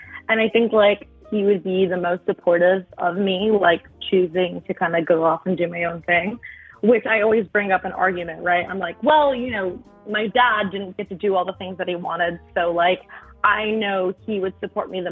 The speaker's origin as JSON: {"language": "English", "town": "Philadelphia", "region": "Pennsylvania", "country": "United States", "tie": "born or raised there", "also_born_or_lived": "South Carolina", "moved": "yes", "lives_now": "Colorado, United States", "said": "I was born in Philly, but I currently live in Colorado"}